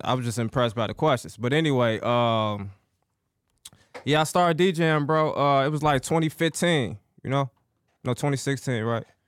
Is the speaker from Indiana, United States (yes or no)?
no; Chicago, Illinois, United States; I'm from the south side of Chicago